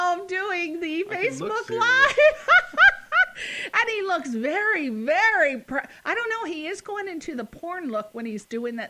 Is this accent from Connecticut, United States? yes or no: yes; Connecticut, United States; I'm from Connecticut.